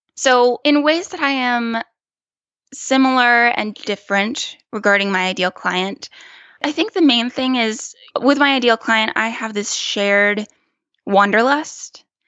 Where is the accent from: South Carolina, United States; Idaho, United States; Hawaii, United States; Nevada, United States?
South Carolina, United States; small town near Clemson; moved away as an adult; also born or lived in New York / California; I am from a very small town in South Carolina